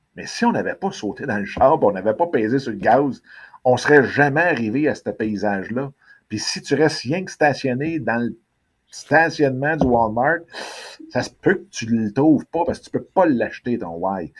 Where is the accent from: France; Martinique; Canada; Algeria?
Canada; Quebec; la ville où est-ce que je suis, qui est ma ville natale